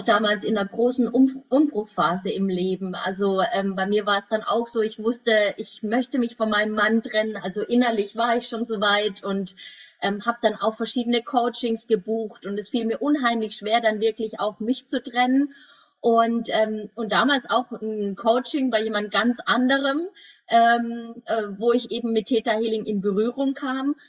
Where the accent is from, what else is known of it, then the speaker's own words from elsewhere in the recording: Würzburg, Bavaria, Germany; ich komme ja aus Würzburg